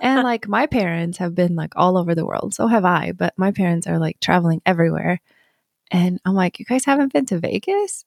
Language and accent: English; Sweden; moved away; born and raised in Sweden